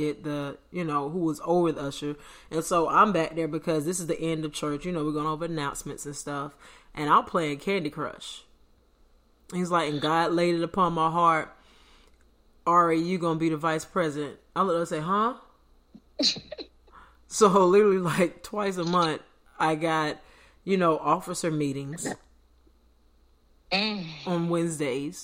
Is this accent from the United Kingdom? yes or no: no; United States; I'm American